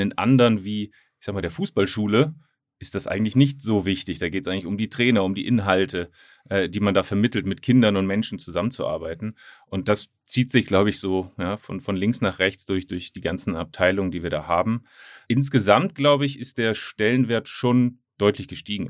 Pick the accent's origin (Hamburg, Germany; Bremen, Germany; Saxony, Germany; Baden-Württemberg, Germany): Hamburg, Germany; ich bin Hamburger